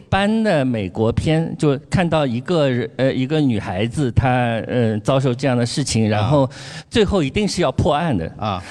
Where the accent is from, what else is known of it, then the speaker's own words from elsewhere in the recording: Shanghai, China; 我们上海人说花菜鸡的地方